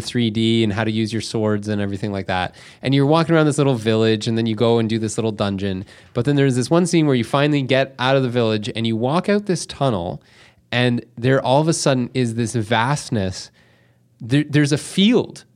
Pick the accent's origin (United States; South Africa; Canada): Canada; we're from Canada